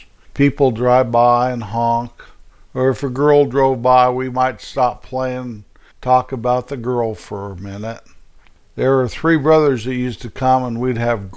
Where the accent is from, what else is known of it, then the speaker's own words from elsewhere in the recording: hometown near Denver, Colorado, United States; in my hometown, which was about 5 miles away from the YMCA